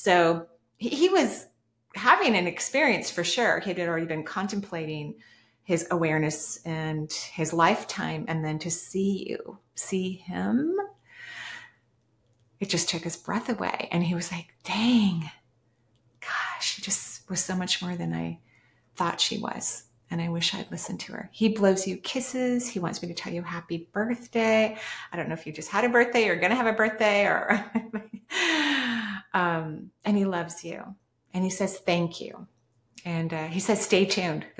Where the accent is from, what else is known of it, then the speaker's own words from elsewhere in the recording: West Coast, United States; I'm from the West Coast